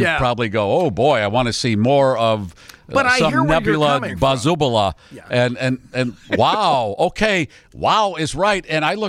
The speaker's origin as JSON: {"language": "English", "town": "Pittsburgh", "region": "Pennsylvania", "country": "United States", "tie": "born there", "said": "And where were you born, …? I was born in Pittsburgh."}